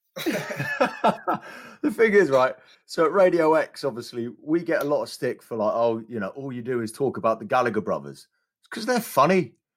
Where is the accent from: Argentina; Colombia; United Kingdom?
United Kingdom; London; I grew up around London